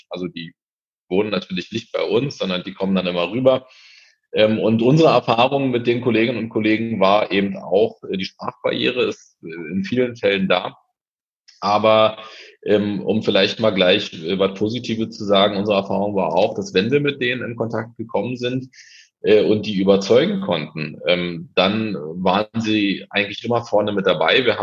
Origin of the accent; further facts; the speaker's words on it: Berlin, Germany; zugeben muss als Berliner, ähm, dass ich sehr überrascht war davon